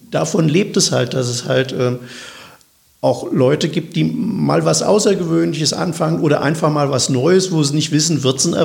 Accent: Wiesbaden, Hesse, Germany; Und ich bin ja nun gebürtiger Wiesbadener. Und äh, von daher liegt mir Wiesbaden natürlich, natürlich am, am, am Herzen.

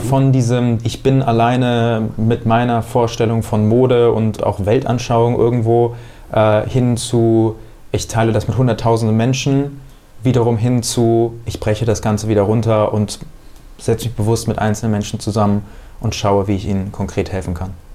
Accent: Bad Homburg, Hesse, Germany; now in Hamburg, Germany; da, wo ich herkomme aus Bad Homburg

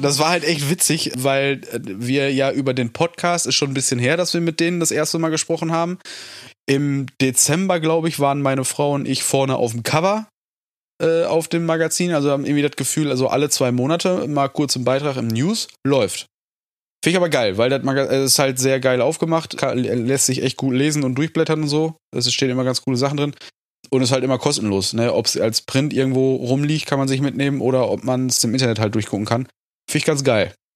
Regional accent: North Rhine-Westphalia, Germany; bei uns in NRW

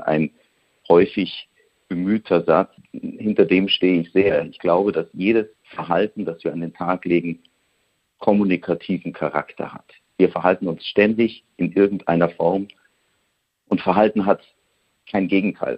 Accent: Bavaria, Germany; accent: Bavarian; Spots, die ich in Bayerisch einsprechen kann

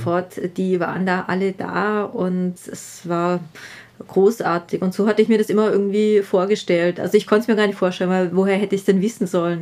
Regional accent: Southern Germany, Germany; moved away as an adult; now in Vienna, Austria; ich bin aus Süddeutschland

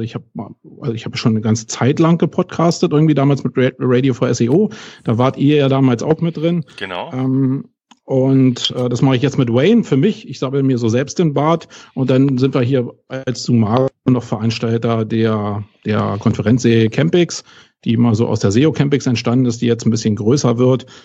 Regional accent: Berlin, Germany; ich bin aus Berlin, das hört man ziemlich schnell, glaube ich, aber eben aus West-Berlin, ja.

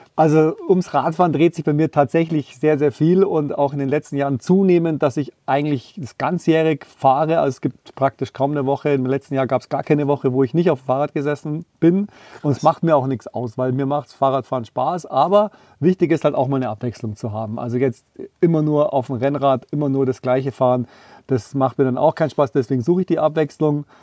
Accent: Tegernsee, Bavaria, Germany; Ist ja auch ein Stück weit meine Heimat, im Tegernsee geboren, unterhalb vom Wallberg

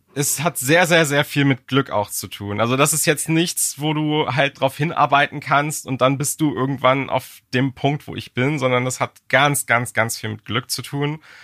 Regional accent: Germany; als Deutscher

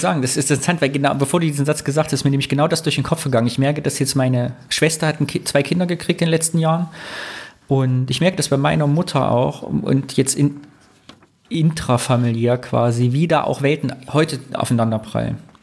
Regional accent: Greußen, Thuringia, Germany; bei Greußen, da wo ich herkomme

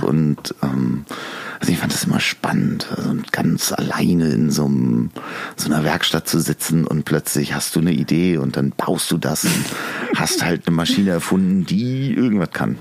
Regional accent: Hamburg, Germany; Ich bin ähm, in Lemsal groß geworden, in Sasel-Poppenbüttel aufs Goa gegangen

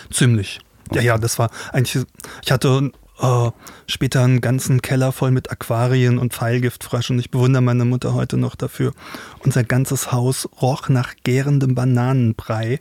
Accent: Rhenish Hesse, 20 km south of Mainz, Rhineland-Palatinate, Germany; ich bin in Rheinhessen groß geworden, 20 Kilometer südlich von Mainz

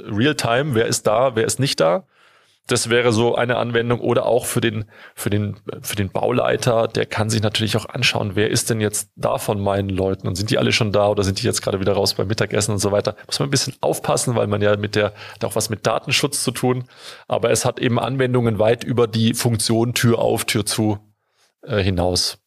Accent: Stuttgart, Baden-Württemberg, Germany; ich komme aus Stuttgart, deswegen habe ich da einen besonderen Bezug zu

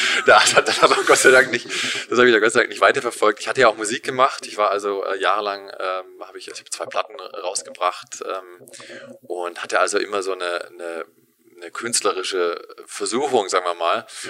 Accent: Germany; moved away as an adult; also born or lived in Berlin / Los Angeles, United States / San Francisco, United States; ich bin in Deutschland aufgewachsen

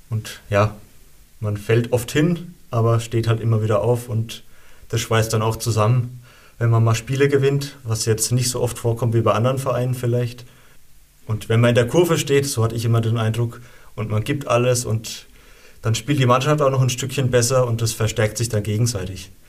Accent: Albertshausen, Bavaria, Germany; Ich meine, wir kommen beide aus Albertshausen. In Albertshausen ist es wirklich noch so, da kennt jeder jeden, beziehungsweise war das früher so.

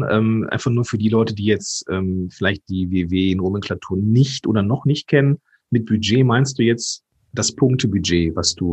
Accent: Moers, North Rhine-Westphalia, Germany; born there; ich bin gebürtiger Mörser

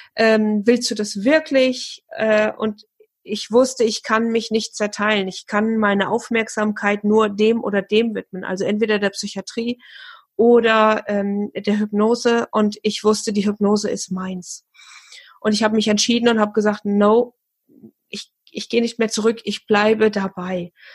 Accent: near Fulda, Hesse, Germany; Ich komme aus dem schönen Hessen und zwar äh, aus der Nähe von Fulda

